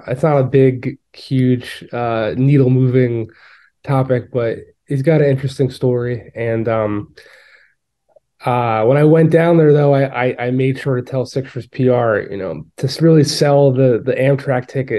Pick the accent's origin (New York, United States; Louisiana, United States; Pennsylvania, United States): New York, United States; New York City; as a New Yorker